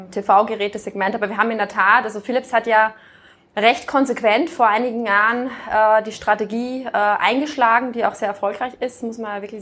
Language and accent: German; Austria; moved away as an adult; also born or lived in France / Canada; now in Germany; ich bin jetzt keine gebürtige Norddeutsche, sondern ich kam aus Österreich. Ähm, bin da aufgewachsen, habe da studiert auf der WU